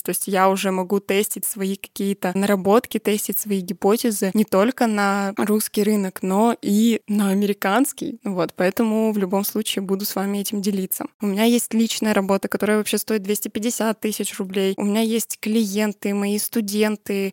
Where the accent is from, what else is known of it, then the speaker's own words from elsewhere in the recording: a small settlement near Perm, Perm Krai, Russia; я родилась и выросла в маленьком посёлке под Пермью, да, я сама из Пермского края